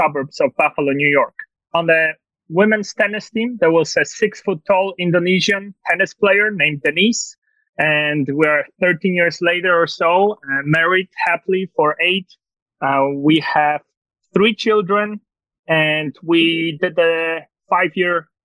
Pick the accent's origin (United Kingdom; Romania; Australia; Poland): Poland; English is a second language; moved away as an adult; also born or lived in Tulsa, Oklahoma, United States; now in United States; I was born and raised in Poland, so I'm not faking this accent